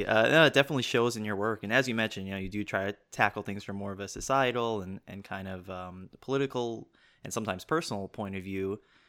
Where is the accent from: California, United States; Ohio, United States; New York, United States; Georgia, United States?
New York, United States; New York City; I grew up in Pelham Bay.